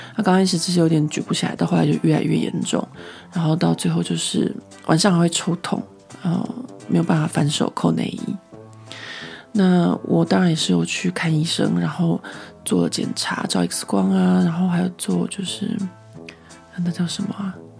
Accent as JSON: {"language": "Chinese", "country": "Taiwan", "tie": "born or raised there", "moved": "as an adult", "lives_now": "Paris, France", "said": "在台湾的时候，真的是回到家乡太放松了"}